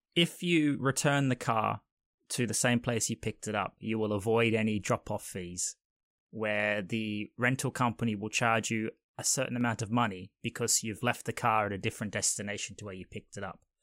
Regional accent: Australia; moved away; I'm originally from Australia

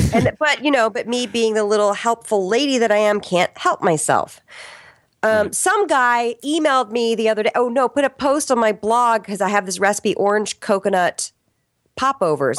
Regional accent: Arlington, Virginia, United States; also born or lived in Richmond, Virginia; I was born in Richmond, Virginia, and I grew up in Arlington, Virginia

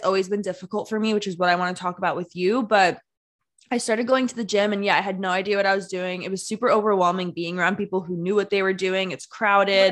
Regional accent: New Jersey, United States; also born or lived in New York; I'm from New Jersey

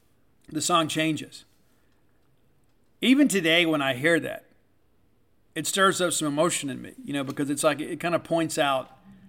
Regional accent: South Mississippi, United States; I am a Mississippian, born and raised in Mississippi, I live here. I left and moved back because I love all of you, and I wanted to be close to Mississippi State and to my Mississippi family.

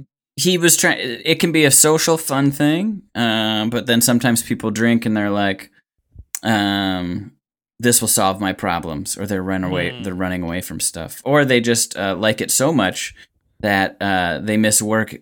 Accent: Milwaukee, Wisconsin, United States

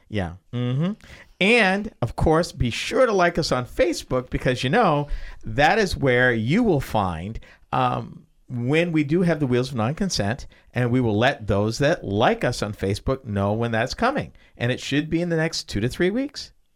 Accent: Massachusetts, United States; moved away; I came from Massachusetts.

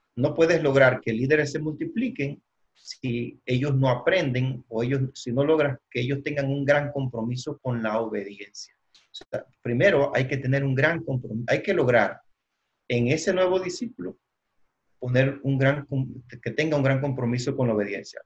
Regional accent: Cuba; moved away as an adult; now in Dallas, United States; soy de Cuba. Viví 39 años en Cuba

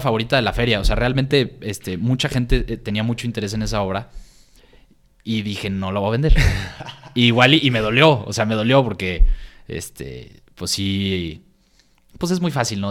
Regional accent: San Luis Potosí, Mexico; moved away; also born or lived in Guadalajara; nosotros viniendo de San Luis, que no, la cultura apenas está creciendo en San Luis

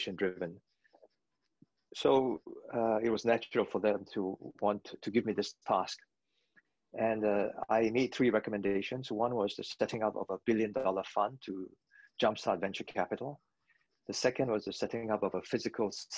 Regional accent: Singapore; moved away as an adult; also born or lived in London / New York; I chose Singapore. I'm a Singaporean

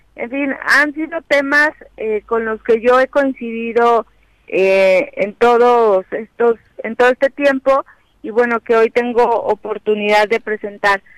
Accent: Morelos, Mexico; estamos viviendo un momento pues muy importante como mexicanas, como mexicanos, como morelenses

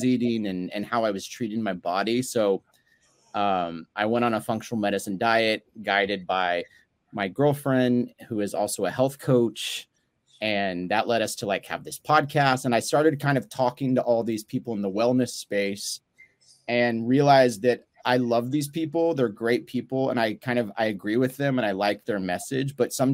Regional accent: Dallas, Texas, United States; moved away as an adult; now in Los Angeles, United States; I live in LA. I've been out here for about 13 years, but I'm originally from Dallas, Texas.

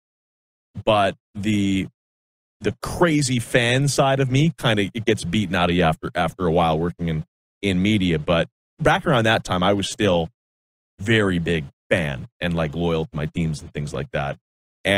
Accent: Saskatchewan, Canada; growing up in Saskatchewan, we had a lot of family out here in Edmonton

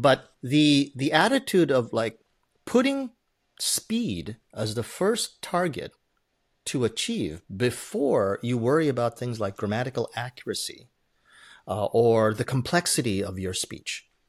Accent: Canada; English is a second language; moved away as an adult; now in Japan; I spoke as a Canadian

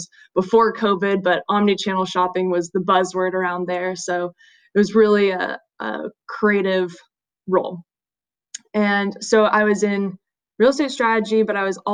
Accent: Salinas, California, United States; also born or lived in Santa Barbara, California / San Francisco, California; I'm originally from Salinas, California, which is kind of near Monterey, Central Coast

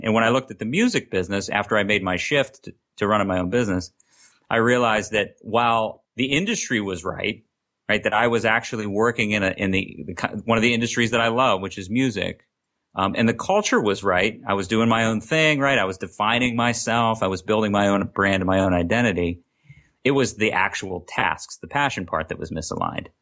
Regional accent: Lancaster, Pennsylvania, United States; I'm from Lancaster, Pennsylvania, which is about seventy miles west of Philadelphia

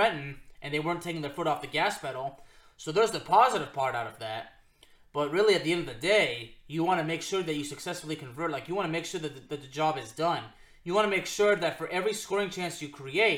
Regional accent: Lyon, Auvergne-Rhône-Alpes, France; moved away; We're both from Lyon, France

